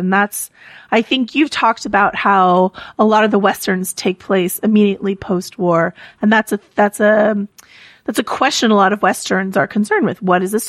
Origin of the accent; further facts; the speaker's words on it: California, United States; Like, that's, I grew up in the Redwoods. And so, it always looks like home to me.